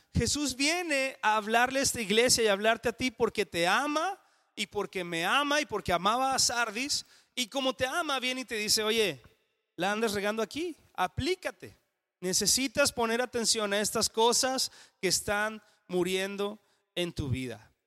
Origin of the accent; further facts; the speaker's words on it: Mexico; en español o en mexicano diríamos